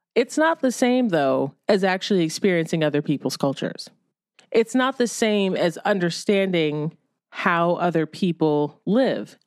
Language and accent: English; Ohio, United States; moved away; also born or lived in New York City; when I was growing up in Ohio, I didn't necessarily feel like totally culturally bereft